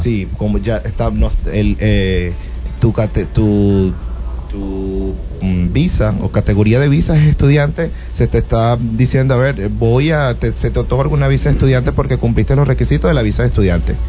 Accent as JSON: {"language": "Spanish", "country": "Venezuela", "also_born_or_lived": "Australia", "said": "la, población venezolana en Australia, que ya somos 11.000"}